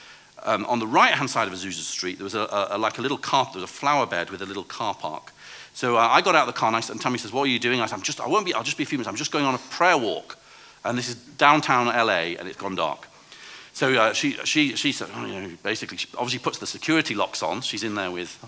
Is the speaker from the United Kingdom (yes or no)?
yes; England, United Kingdom; I'm a pastor from England